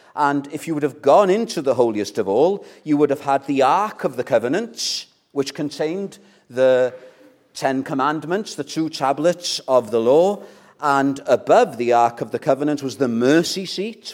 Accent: North Wales, United Kingdom; I'm from North Wales

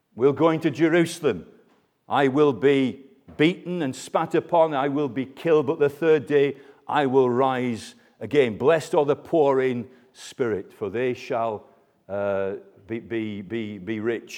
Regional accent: United Kingdom; we're British

